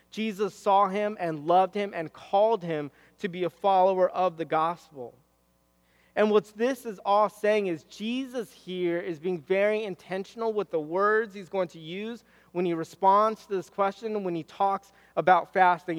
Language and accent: English; Southern California, United States; I'm from SoCal